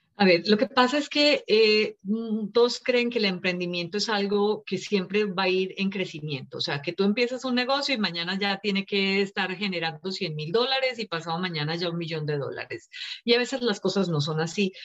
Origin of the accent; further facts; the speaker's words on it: Colombia; moved away as an adult; also born or lived in India; now in Los Angeles, United States; Nací en la India, cuando tenía cinco años nos fuimos para Colombia, allá crecí, allá estudié, me gradué, me casé y luego ya hace casi 22 años que nos vinimos para acá, para Los Ángeles